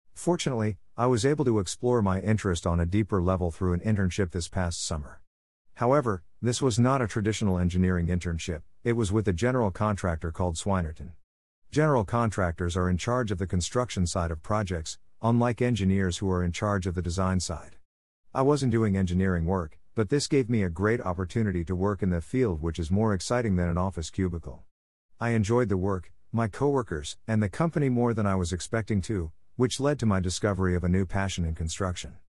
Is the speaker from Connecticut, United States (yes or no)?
no; Murphy, Texas, United States; I'm from Murphy, Texas in the D F W area, and I live with my mom, dad, and sister